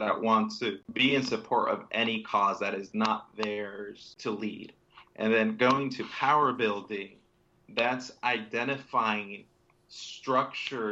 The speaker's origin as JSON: {"language": "English", "region": "Northern Virginia", "country": "United States", "tie": "born or raised there", "said": "I grew up in Northern Virginia"}